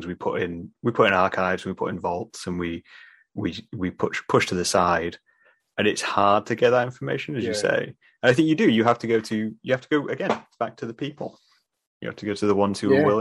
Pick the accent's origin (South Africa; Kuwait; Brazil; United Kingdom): United Kingdom; we're British